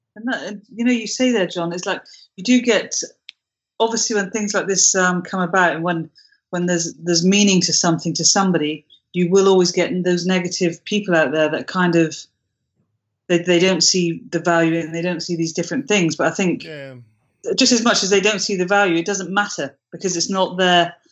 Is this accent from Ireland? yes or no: no; United Kingdom; I'm British